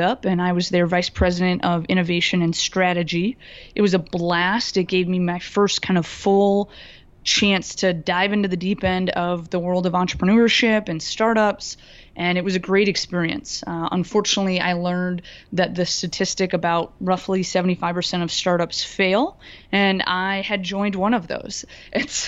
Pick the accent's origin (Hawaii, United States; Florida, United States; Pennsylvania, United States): Florida, United States; now in Madison, United States; I live in Madison, Wisconsin now, but I am from Florida originally